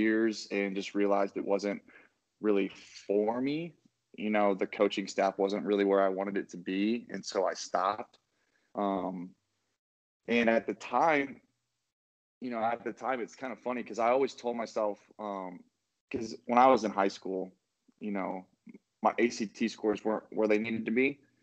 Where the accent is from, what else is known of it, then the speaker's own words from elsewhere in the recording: Oakland, Nebraska, United States; now in Arnold, United States; I am originally from Oakland, Nebraska. I went to high school at Oakland Craig and Tecamer Herman. My first couple of years, I went to Tecamer Herman. Second half, I went back to my hometown in Oakland.